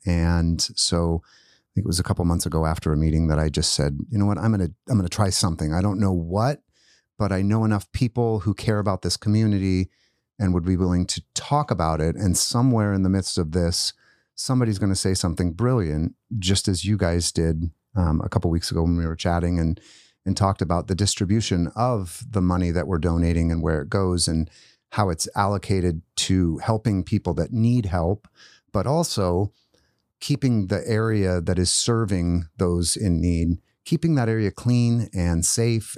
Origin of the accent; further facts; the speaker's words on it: Post Falls, Idaho, United States; now in Spokane, United States; I didn't grow up in Spokane, but, but I grew up in North Idaho